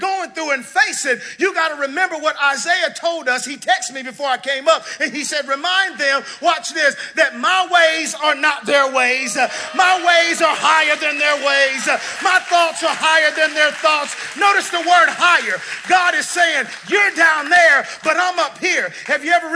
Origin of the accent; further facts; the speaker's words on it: the South, United States; I'm from the South.